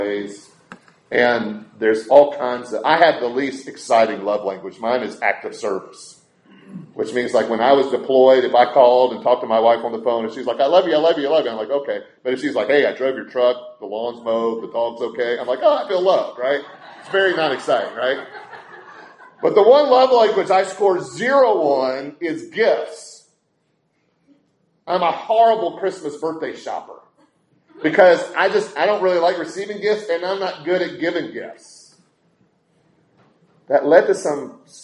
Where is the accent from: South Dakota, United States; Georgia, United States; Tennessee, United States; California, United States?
Tennessee, United States; Brentwood; growing up in Nashville, and specifically Brentwood, Tennessee, we had our little brick breakfast nook.